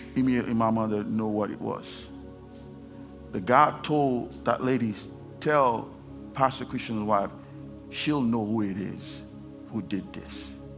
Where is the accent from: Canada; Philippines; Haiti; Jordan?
Haiti; English is a second language; moved away; I'm from Haiti. If you don't know that, I have an accent.